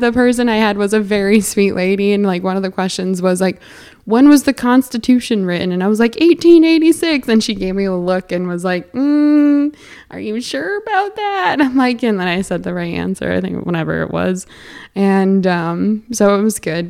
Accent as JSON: {"language": "English", "area": "near Edmonton", "region": "Alberta", "country": "Canada", "tie": "born or raised there", "accent": "Canadian", "moved": "yes", "lives_now": "New York State, United States", "said": "I grew up closer to, to Edmonton"}